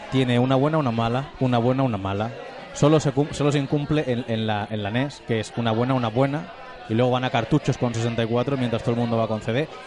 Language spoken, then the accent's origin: Spanish; Spain; Nosotros somos españoles